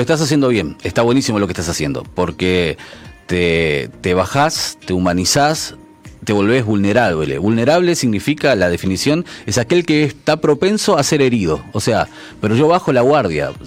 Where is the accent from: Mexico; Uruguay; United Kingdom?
Uruguay; como uruguayo